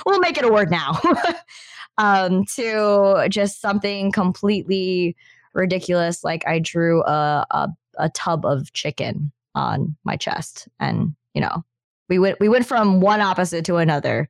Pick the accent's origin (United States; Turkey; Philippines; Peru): Philippines; now in Canada; I'm Filipino. Majority of my family was in the Philippines